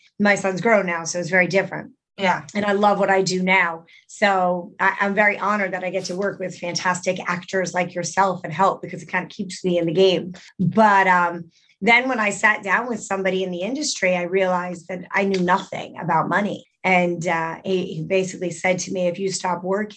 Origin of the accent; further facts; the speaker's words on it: Middletown, New Jersey, United States; I grew up in Middletown, New Jersey, about 45 minutes away from New York